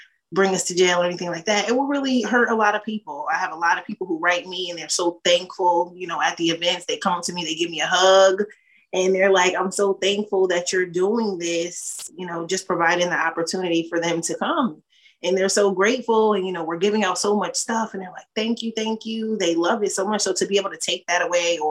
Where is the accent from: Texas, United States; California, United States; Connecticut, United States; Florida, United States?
Connecticut, United States; Hamden; I'm from Hamden originally